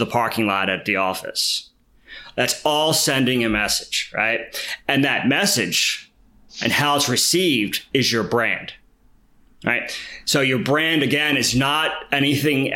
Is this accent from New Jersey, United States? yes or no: no; Philadelphia, Pennsylvania, United States; I grew up in Philly, and I went through sort of the city education system